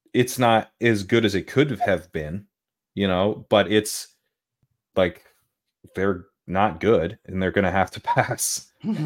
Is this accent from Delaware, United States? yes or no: yes; Delaware, United States; I grew up in Delaware